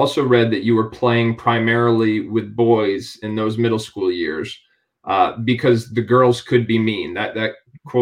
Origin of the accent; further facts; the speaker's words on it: New England, United States; be true to both of our New England roots